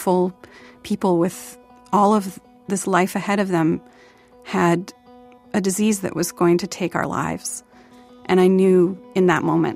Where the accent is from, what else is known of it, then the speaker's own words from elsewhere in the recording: Portland, Oregon, United States; when I was growing up in Portland